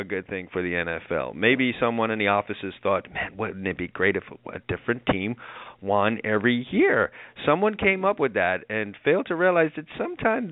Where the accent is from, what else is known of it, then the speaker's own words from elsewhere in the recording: New York City, New York, United States; I'm a New Yorker